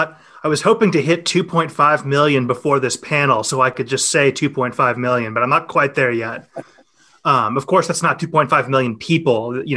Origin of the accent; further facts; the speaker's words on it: United States; because I'm American